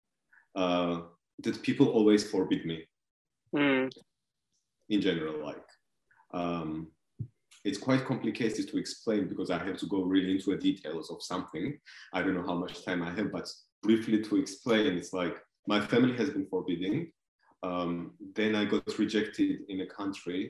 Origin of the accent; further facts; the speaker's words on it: Georgia; English is a second language; also born or lived in Belgium; now in Germany; originally I come from Georgia. I was born and grown up on a countryside, a little bit far away from the capital of Georgia, Tbilisi.